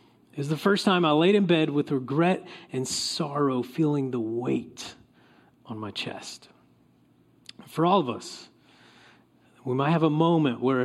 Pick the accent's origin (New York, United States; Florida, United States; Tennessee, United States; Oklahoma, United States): Oklahoma, United States; now in California, United States; I grew up in Oklahoma.